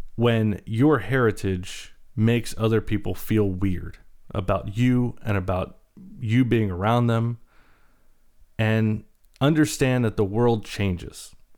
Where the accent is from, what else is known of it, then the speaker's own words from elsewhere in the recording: North Carolina, United States; also born or lived in Baltimore, Maryland; I was born in Baltimore, uh, raised primarily in the South, in North Carolina